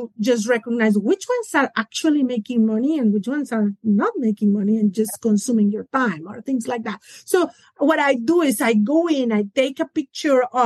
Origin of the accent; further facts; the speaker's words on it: Mexico; now in Atlanta, United States; I'm originally from Mexico